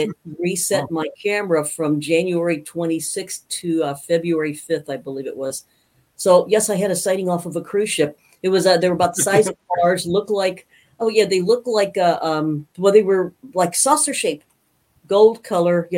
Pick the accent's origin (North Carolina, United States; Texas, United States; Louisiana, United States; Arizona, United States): Arizona, United States; Safford; also born or lived in Grand Rapids, Michigan; I grew up in Safford, Arizona